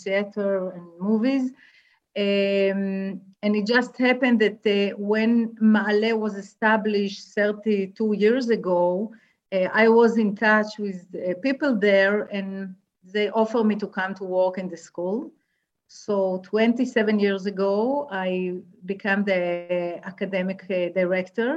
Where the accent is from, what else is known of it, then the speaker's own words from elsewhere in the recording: near Haifa, Haifa District, Israel; I am Israeli. I was born in a kibbutz. I grew up next to Haifa